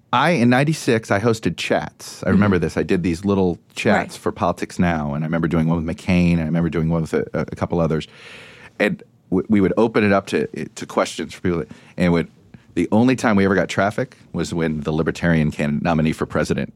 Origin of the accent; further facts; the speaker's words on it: Miami, Florida, United States; moved away; I grew up in Miami.